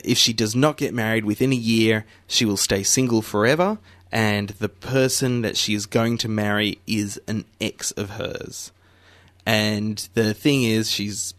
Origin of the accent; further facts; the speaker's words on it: Melbourne, Victoria, Australia; Melbourne born and bred.